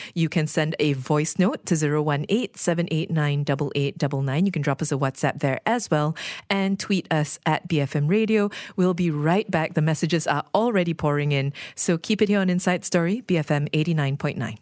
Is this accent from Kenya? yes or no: no; Malaysia